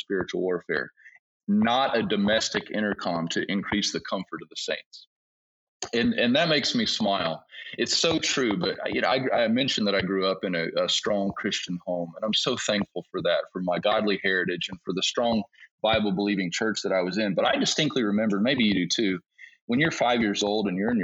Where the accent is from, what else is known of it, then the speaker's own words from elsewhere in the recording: United States; moved away as an adult; now in Togo; I'm American, and you know, we Americans